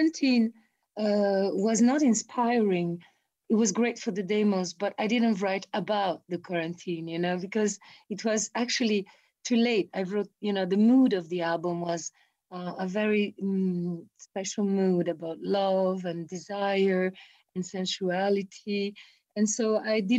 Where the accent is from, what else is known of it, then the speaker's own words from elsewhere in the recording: Italy; Italian people and Brazilian people, we're